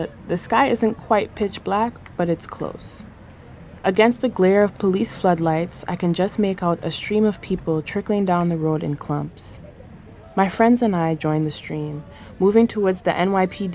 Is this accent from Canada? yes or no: no; Trinidad & Tobago; moved away as an adult; now in United States; I grew up in Trinidad, but my father and mother are from Jamaica and Guyana, respectively.